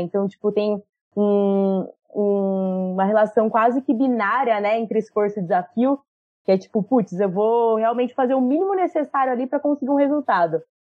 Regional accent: Jundiaí, São Paulo interior, Brazil; eu sou de Indiaí, interior de São Paulo.

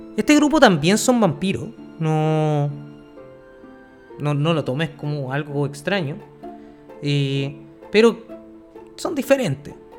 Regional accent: Chile; aquí somos chilenos y tenemos que tener nombre chileno

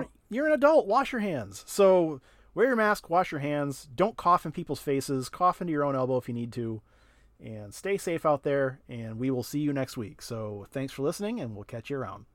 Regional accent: Durand, Michigan, United States; I was from Duran

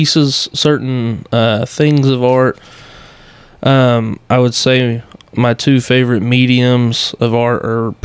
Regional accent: Iola, Texas, United States; also born or lived in Bryan, Texas / Arkansas; Born in Bryan, grew up in Iola. Been in Grimes County my entire life, so pretty much just tell people I'm from Iola

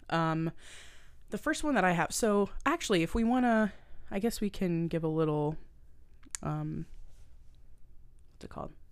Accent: the Maritimes, Canada; I'm from the Maritimes and I come from like a long line of like fishermen.

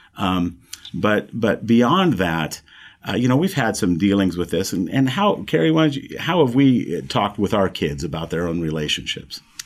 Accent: the Heartland, Midwest, United States; moved away as an adult; coming back down towards where we were raised in the Heartland regions

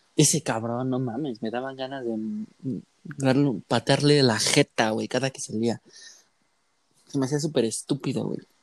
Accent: Mexico; nosotros como mexicanos

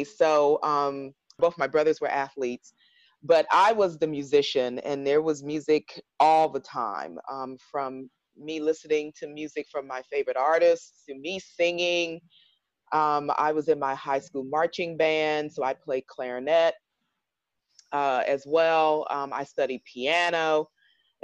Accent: Harrisburg, Pennsylvania, United States; I grew up in a town right outside Philadelphia, Harrisburg, Pennsylvania

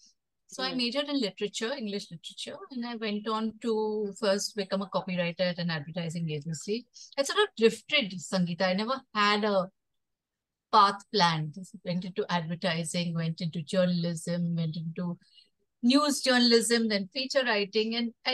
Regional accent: Mumbai, Maharashtra, India; I was born and brought up in Bombay

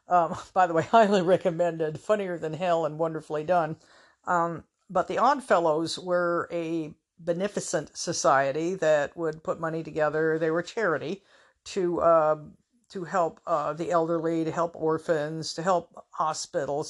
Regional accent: Everett, United States; moved away; up in my hometown of Everett

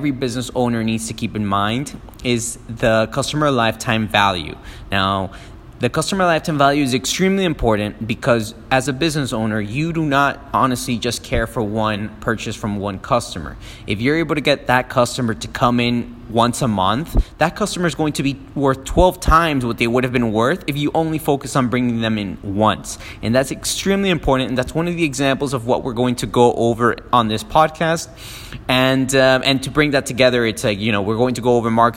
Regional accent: Miami, Florida, United States; also born or lived in Peru; I didn't really grow up in Peru. I was born in Peru. I grew up in Miami since I was like about 3 and a half

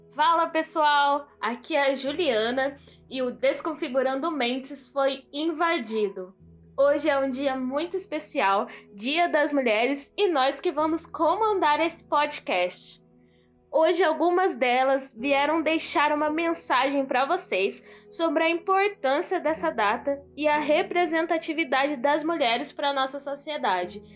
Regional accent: Rio de Janeiro, Brazil; eu tenho 26 anos, sou carioca

